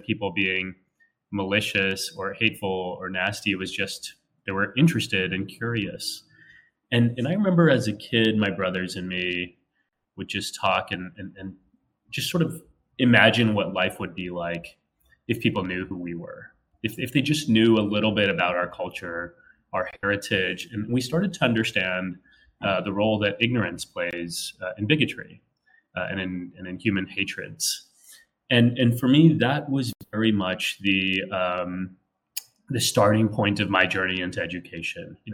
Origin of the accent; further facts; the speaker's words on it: San Antonio, Texas, United States; now in New York City, United States; I was born and raised in Texas, in San Antonio.